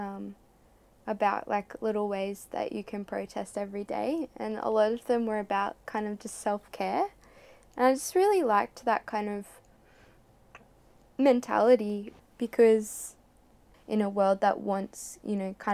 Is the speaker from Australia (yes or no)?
yes; Australia; a proud Australian